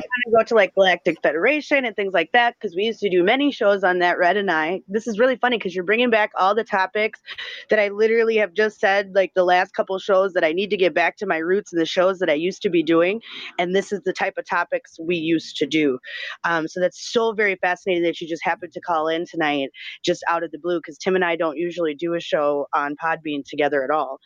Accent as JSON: {"language": "English", "region": "Minnesota", "country": "United States", "said": "I am from Minnesota"}